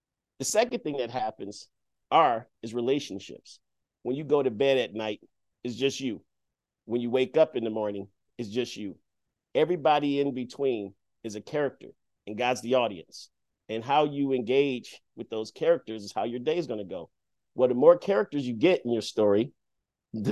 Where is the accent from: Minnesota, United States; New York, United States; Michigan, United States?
Michigan, United States; Detroit; growing up in Detroit